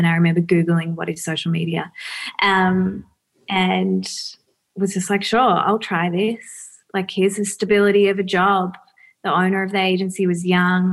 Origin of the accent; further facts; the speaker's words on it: Melbourne, Victoria, Australia; also born or lived in Bentleigh, Melbourne; East Brighton when I was 4